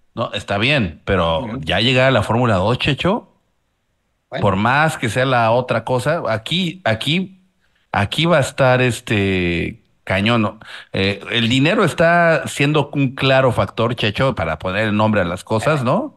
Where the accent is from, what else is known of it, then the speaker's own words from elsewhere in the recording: Mexico; como mexicano